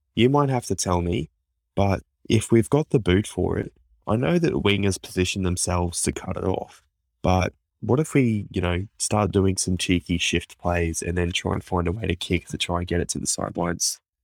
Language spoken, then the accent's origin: English; Queensland, Australia; as a Queenslander